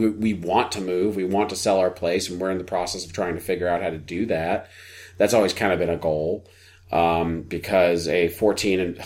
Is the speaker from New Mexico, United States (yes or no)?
no; New Jersey, United States; moved away; the house that I grew up in Jersey